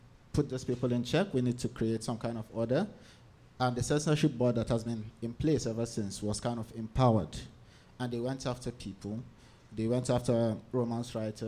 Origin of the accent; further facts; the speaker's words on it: Jos, Plateau, Nigeria; So I'm from Nigeria. I was born in Jos, which is kind of north central Nigeria